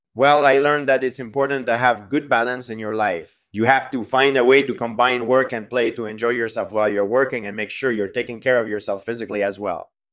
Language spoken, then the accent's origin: English; Montreal, Quebec, Canada; I'm from Montreal, and I grew up there.